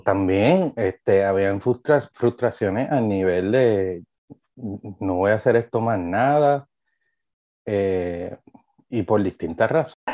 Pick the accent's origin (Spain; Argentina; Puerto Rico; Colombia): Puerto Rico; Trujillo Alto; Yo me crié en aquel balcón, yo soy de Trujillo Alto, eh, de Carraízo